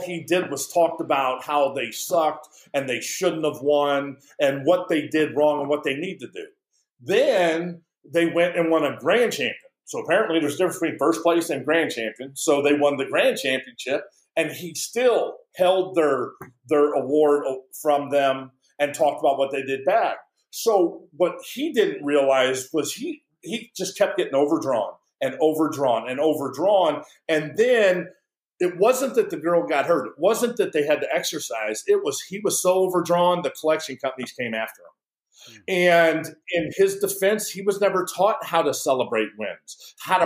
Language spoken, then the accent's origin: English; St. Louis, Missouri, United States; I grew up in St. Louis